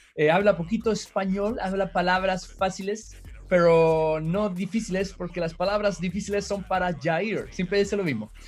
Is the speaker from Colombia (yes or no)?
no; Chile; hola, sí, soy de Chile